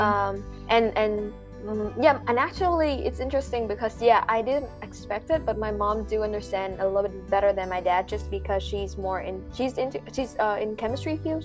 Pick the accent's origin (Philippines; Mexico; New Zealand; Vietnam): Vietnam; English is a second language; moved away as an adult; now in United States; we're vietnamese students who study in america for five years